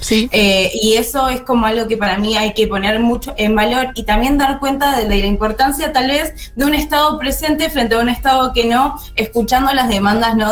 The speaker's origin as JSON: {"language": "Spanish", "town": "Mar del Plata", "region": "Buenos Aires Province", "country": "Argentina", "said": "yo soy de Mar del Plata"}